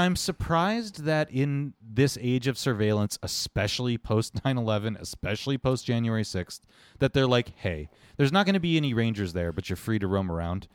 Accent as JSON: {"language": "English", "country": "United States", "said": "as an American in your own country, in your own capital"}